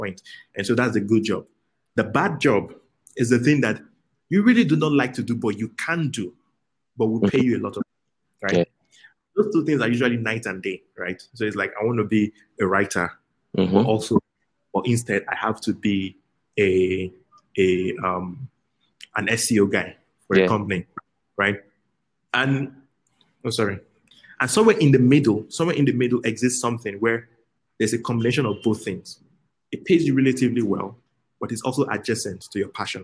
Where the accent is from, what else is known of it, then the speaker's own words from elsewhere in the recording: Lagos, Nigeria; also born or lived in Benin City, Nigeria; I was born in Lagos. I spent a few years in Benin as a kid, but I spent most of my time in Lagos